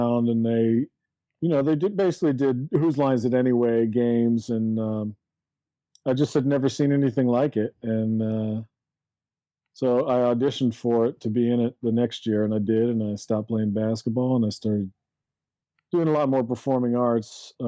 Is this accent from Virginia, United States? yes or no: no; Chapel Hill, North Carolina, United States; So when I was, I grew up in Chapel Hill, North Carolina.